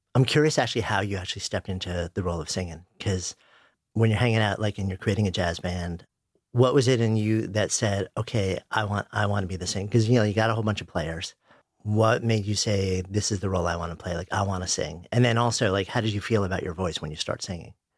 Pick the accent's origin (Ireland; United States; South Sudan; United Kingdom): United States; New York; I'm a New Yorker, I grew up just outside of New York, I've been in the city for thirty years